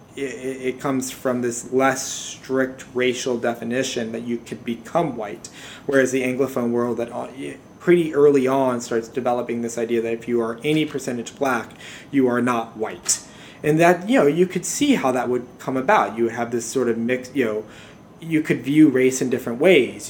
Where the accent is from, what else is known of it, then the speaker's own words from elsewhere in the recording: Louisiana, United States; I am from Louisiana